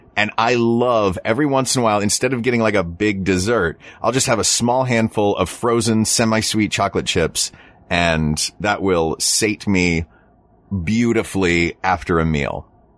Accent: Knoxville, Tennessee, United States; I grew up in Knoxville where we had, down the street from my high school, we had a TCBY, the country's best yogurt.

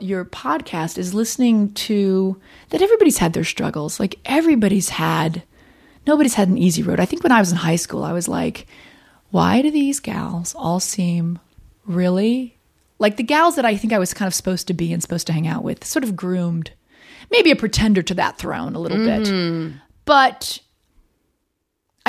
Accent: Winter Park, Florida, United States; born or raised there; moved away as an adult; also born or lived in New York City

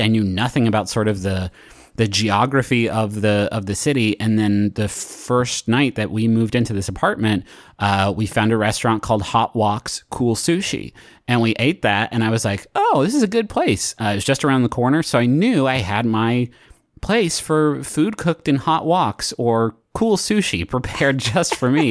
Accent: Huntington, United States; moved away as an adult; also born or lived in Cincinnati / Chicago; now in Austin, United States; since I moved away from Huntington, uh, where I lived for, for twenty-three years, and it was a fantastic place to grow up

